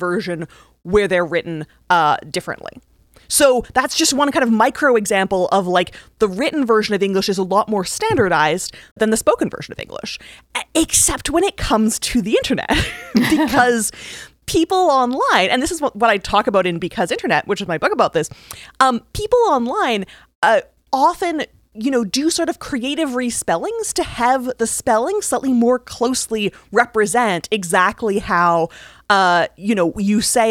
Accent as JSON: {"language": "English", "country": "Canada", "said": "I'm Canadian"}